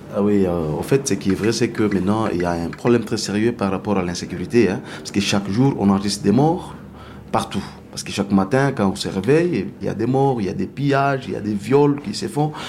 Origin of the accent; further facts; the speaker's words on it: DR Congo; ici chez nous au Congo